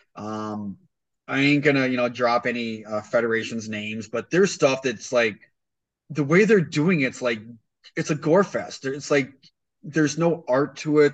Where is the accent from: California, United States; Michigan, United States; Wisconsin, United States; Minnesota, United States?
Wisconsin, United States; East Troy; I went to East Troy